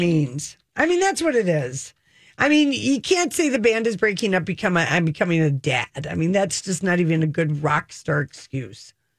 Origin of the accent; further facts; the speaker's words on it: Duluth, Minnesota, United States; moved away as an adult; I was from Duluth